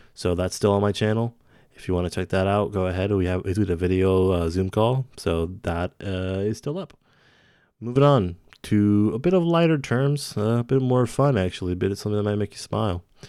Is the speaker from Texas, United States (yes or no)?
no; Santa Rosa, California, United States; my hometown, Santa Rosa, California.